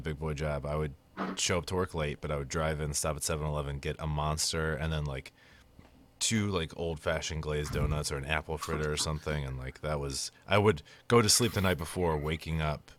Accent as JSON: {"language": "English", "country": "United States", "said": "We're American."}